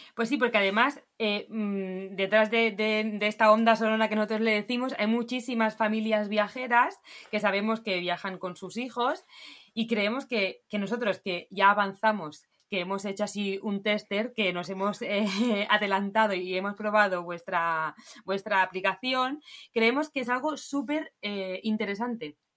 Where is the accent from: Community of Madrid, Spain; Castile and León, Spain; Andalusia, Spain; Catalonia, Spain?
Catalonia, Spain; Barcelona; nosotros somos de Barcelona